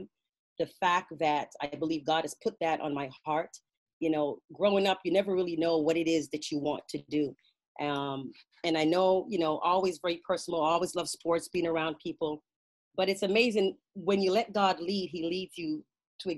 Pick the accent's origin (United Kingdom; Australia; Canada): Canada; also born or lived in Jamaica; I was born in Jamaica and raised in Canada